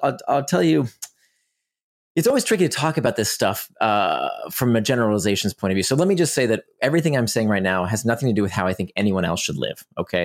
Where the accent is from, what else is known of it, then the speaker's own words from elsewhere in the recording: Orlando, Florida, United States; also born or lived in Israel; I grew up in Orlando, Florida